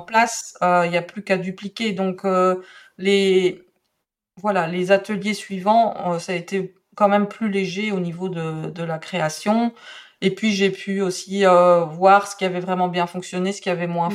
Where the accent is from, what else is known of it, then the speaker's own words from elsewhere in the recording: Belgium; accent: Belgian; je suis belge, donc j'ai un accent un petit peu euh, différent.